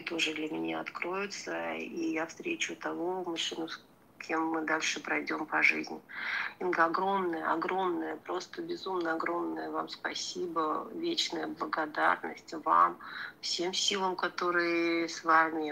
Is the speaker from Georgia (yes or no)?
yes; Georgia; я сама грузинка